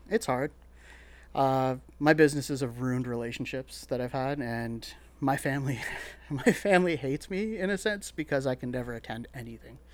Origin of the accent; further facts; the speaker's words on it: Sault Ste. Marie, Ontario, Canada; moved away as an adult; also born or lived in Toronto; now in London, Canada; I grew up in Sault Ste. Marie, pretty much like Northern Ontario all my life until twenty-one, and I moved to Toronto